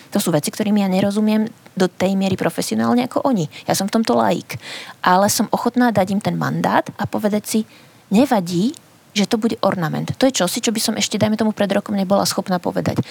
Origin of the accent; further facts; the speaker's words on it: Spiš, Slovakia; Ja som dievčinka zo Spiša